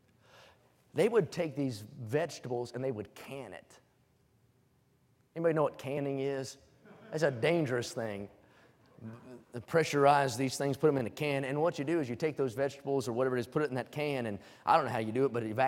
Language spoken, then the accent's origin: English; West Virginia, United States; moved away; I was born in West Virginia, and everywhere you walk, you're on the side of a hill.